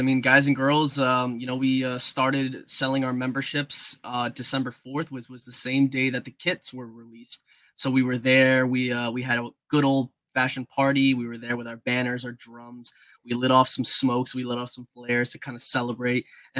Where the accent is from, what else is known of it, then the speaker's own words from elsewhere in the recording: Zacapa, Guatemala; now in United States; My father even played in Guatemala, so I was a big fan of Deportivo Zacapa. So that was my hometown team.